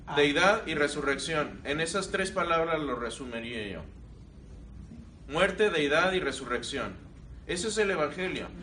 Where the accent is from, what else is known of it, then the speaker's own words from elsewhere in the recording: Querétaro, Mexico; moved away; also born or lived in Mexico City; Y digo, yo Querétaro. Ahí pasé toda mi eh, la mayor parte de mi niñez, mi adolescencia, hasta la edad adulta. Ahí me crié